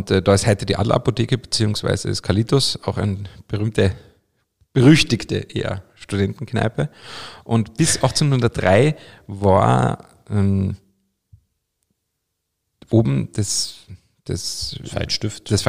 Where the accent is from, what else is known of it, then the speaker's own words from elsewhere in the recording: Carinthia, Austria; zum Beispiel in meiner Heimat Kärnten gibt es ein Sankt Veit